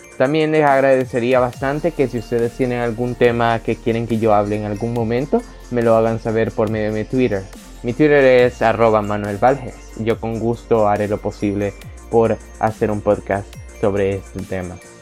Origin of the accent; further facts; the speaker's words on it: El Salvador; El Salvador, el cual para los que no me conocen es mi país natal